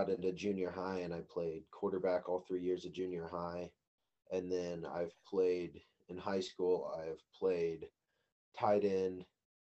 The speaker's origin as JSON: {"language": "English", "town": "Brewster", "region": "Kansas", "country": "United States", "said": "I'm from Brewster, Kansas. So, little town out west, way west."}